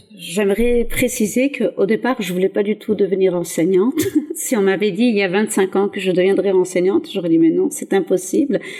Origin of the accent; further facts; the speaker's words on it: south-east France, France; moved away; also born or lived in Atlas, Morocco; je viens du sud-est de la France et c'est pas la région la plus ouverte. Donc, le Front National a souvent des scores très hauts dans mon village, mon ancien village